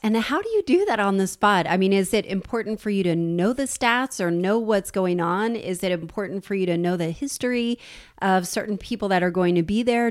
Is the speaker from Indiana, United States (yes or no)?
no; New Jersey, United States; I'm from New Jersey